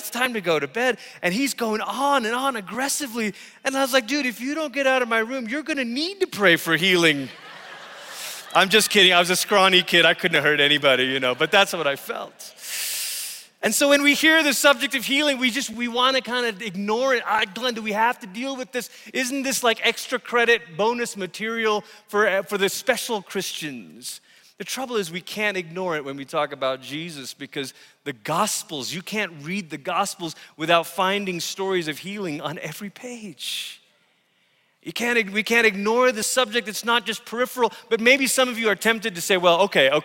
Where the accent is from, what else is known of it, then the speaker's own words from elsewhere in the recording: Malaysia; moved away as an adult; also born or lived in Tulsa, Oklahoma; I came from Malaysia, and I grew up around watching my parents pray for the sick in our living room